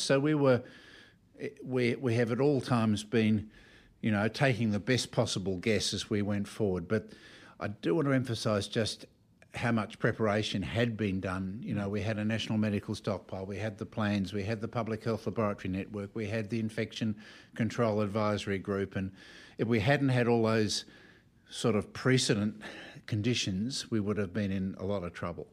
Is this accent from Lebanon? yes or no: no; Melbourne, Victoria, Australia; Born in Melbourne